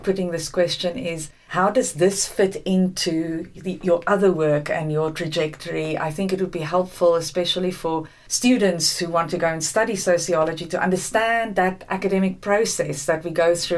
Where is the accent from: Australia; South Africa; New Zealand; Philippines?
South Africa; also born or lived in England; now in Houston, United States; I'm originally South African